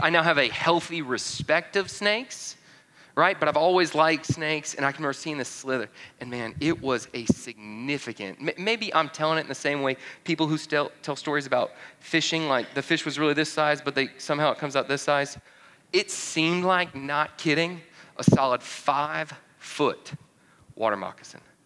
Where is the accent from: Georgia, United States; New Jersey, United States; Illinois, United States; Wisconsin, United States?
Georgia, United States; North; moved away; My family, originally, I'm from North Georgia